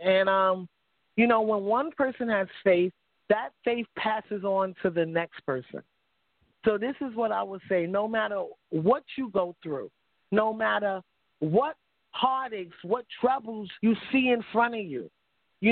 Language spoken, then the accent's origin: English; New York City, New York, United States; moved away as an adult; now in Capital Region, New York, United States; I grew up in the projects. You know, I'm from Harlem, New York